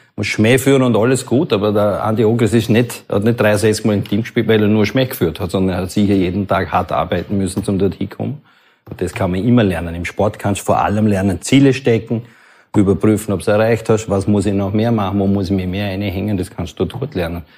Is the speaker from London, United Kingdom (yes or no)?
yes; London, United Kingdom; Ich bin in London geboren